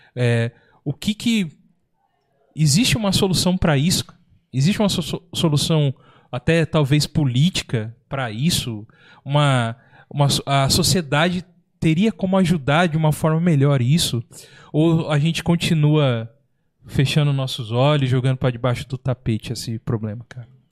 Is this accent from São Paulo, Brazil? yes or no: yes; São Paulo, Brazil; eu também sou de São Paulo